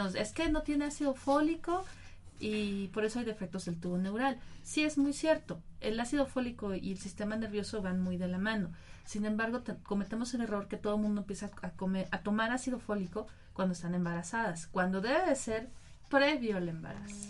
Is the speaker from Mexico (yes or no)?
yes; Mexico; nosotros como mexicanos